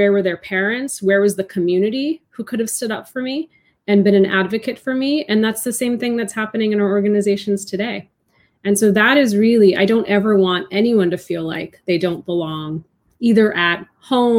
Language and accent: English; outside of Boston, Massachusetts, United States; born or raised there